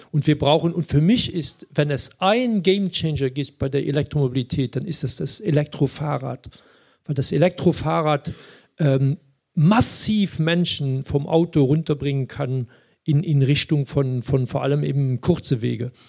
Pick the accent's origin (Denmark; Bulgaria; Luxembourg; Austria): Luxembourg; das Sprachproblem habe ich natürlich als Luxemburger äh, weniger